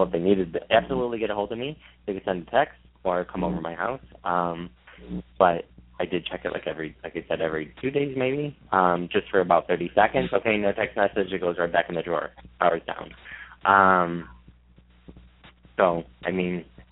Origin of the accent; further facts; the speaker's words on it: Michigan, United States; I'm from Michigan.